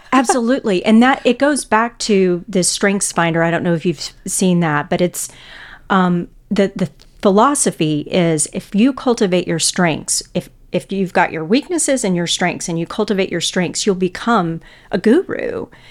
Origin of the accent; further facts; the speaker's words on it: Houston, Texas, United States; moved away as an adult; also born or lived in Illinois; now in Saint Louis, United States; I grew up in Houston, Texas.